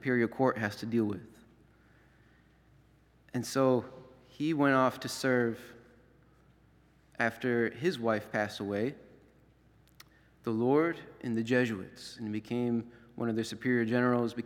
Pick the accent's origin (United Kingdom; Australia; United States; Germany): United States; Florida; moved away; also born or lived in up north; growing up in Florida